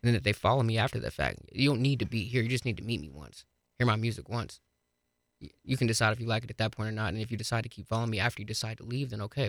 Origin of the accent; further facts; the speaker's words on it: Colorado Springs, Colorado, United States; now in Fort Collins, United States; Springs is, is my hometown. I love the Springs to death.